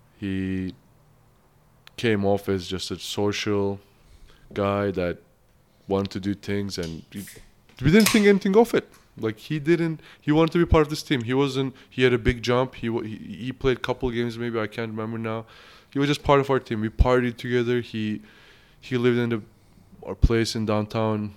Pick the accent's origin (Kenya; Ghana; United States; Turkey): Turkey; English is a second language; also born or lived in Kamloops, Canada; now in Canada; I'm from Turkey. It's a Muslim country.